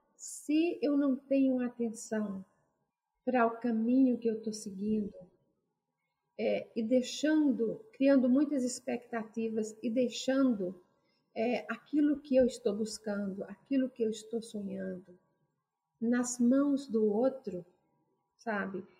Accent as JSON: {"language": "Portuguese", "country": "Brazil", "moved": "yes", "said": "experiências vividas no meu Brasil, sabe, no meu país de origem"}